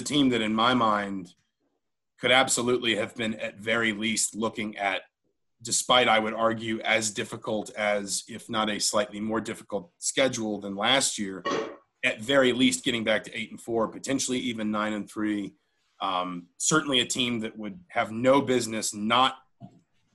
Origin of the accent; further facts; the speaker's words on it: Atlanta, Georgia, United States; moved away; I grew up in Atlanta